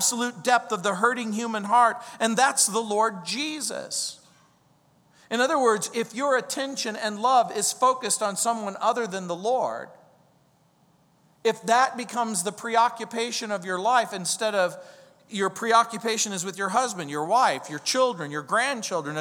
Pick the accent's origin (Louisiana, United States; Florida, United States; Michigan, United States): Louisiana, United States; New Orleans; that's where I'm from. I was born in New Orleans